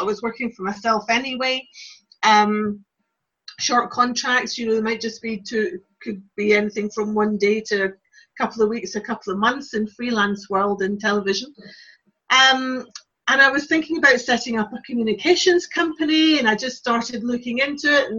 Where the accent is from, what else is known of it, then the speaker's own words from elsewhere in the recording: Glasgow, Scotland, United Kingdom; moved away as an adult; also born or lived in Lincolnshire; eventually I moved back to Glasgow from Lincolnshire, where I was living